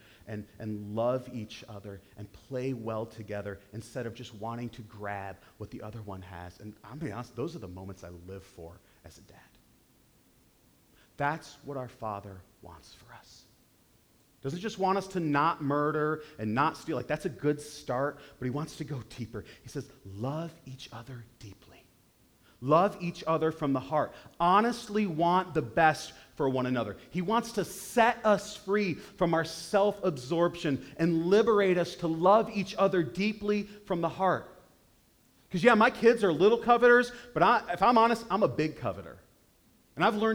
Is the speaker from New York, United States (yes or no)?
yes; Western New York State, United States; I grew up in Western New York State